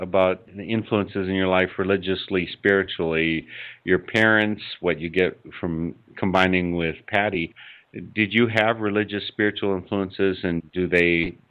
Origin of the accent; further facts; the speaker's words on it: Oconomowoc, Wisconsin, United States; I grew up in Oconomowoc.